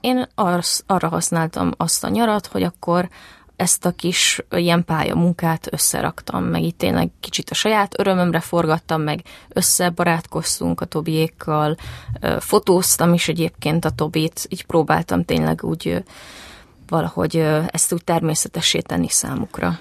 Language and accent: Hungarian; Zalaegerszeg, Zala, Hungary; moved away as an adult; also born or lived in Szabolcs County; now in Budapest, Hungary; az Alágerszegen nőttem föl